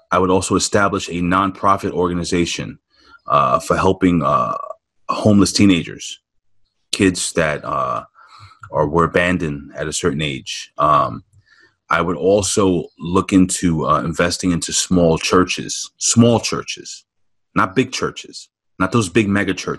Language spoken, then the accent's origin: English; New York City, New York, United States; growing up in New York City